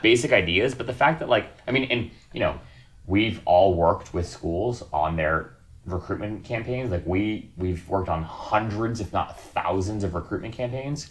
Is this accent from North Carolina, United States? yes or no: no; Hawaii, United States; the place I was born and raised in Hawaii